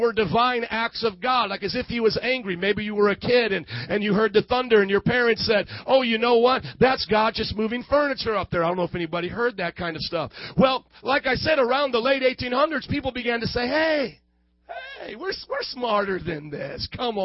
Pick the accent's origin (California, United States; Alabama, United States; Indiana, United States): Indiana, United States; moved away as an adult; also born or lived in New Orleans, Louisiana; I'm a male, and I was born in January 19th, 1995 in Indiana